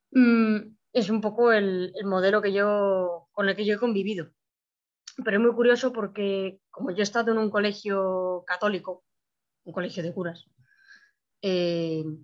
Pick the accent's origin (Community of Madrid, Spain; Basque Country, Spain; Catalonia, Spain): Community of Madrid, Spain; Madrid; also born or lived in Russia; tengo 20 años, nací en Rusia, soy adoptada de Rusia eh, fui adoptada a los tres años, bueno, casi tres años, dos años y medio en realidad, y soy de familia monoparental. Esto se me suele olvidar decirlo, pero sí, solo tengo madre, no, tengo padre. Mi madre nunca se casó. Y vivo en España, Madrid